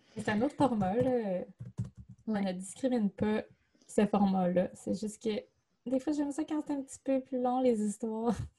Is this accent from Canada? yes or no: yes; Chicoutimi, Quebec, Canada; Chicoutimi, ma ville natale